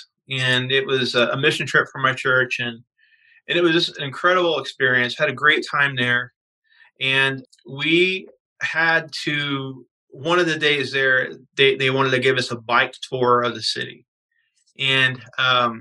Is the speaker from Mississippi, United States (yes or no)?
no; Kentucky, United States; now in Phoenix, United States; I grew up in Kentucky